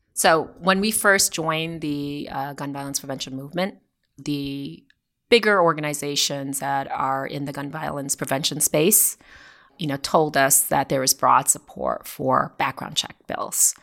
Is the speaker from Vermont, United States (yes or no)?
yes; Vermont, United States; now in Newtown, United States; I grew up in Vermont